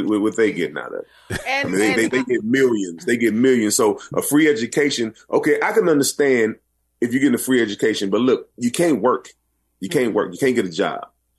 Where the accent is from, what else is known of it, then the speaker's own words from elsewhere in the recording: Galveston, Texas, United States; Galveston, man, is a small little island, man. And, you know, we the cool thing about, you know, being married to somebody from your hometown